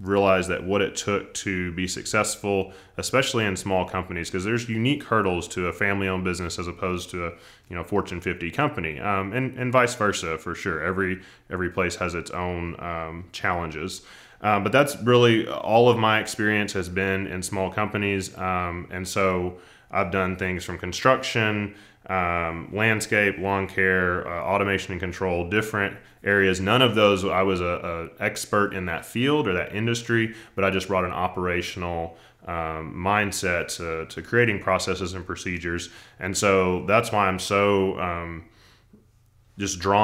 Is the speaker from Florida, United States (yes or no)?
no; Central Arkansas, United States; I grew up in Central Arkansas, went to UCA, the University of Central Arkansas in Conway, lifelong Razorback fan